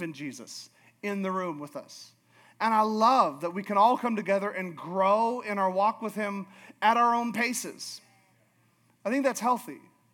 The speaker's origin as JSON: {"language": "English", "region": "Alaska", "country": "United States", "said": "I'm from Alaska"}